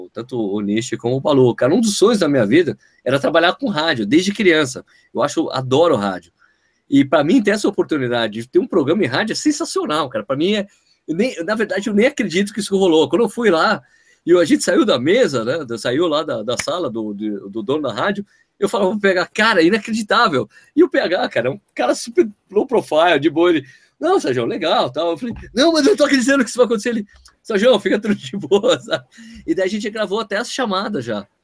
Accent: Brazil; eu sou brasileiro.

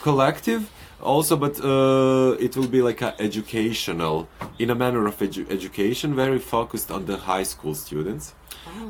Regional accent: Montenegro; moved away; my home country, Montenegro

